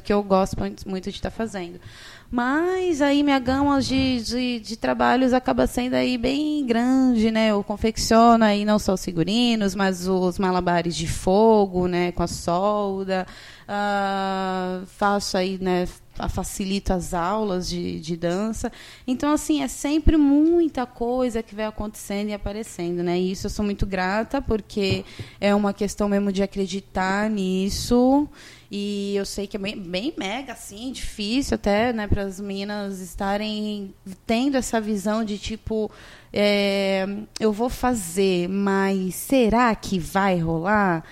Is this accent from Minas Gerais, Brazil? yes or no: no; São Vicente, São Paulo, Brazil; Eu sou de São Vicente, gente, né? Não sou de Santos, eu sou de São Vicente, moro em São Vicente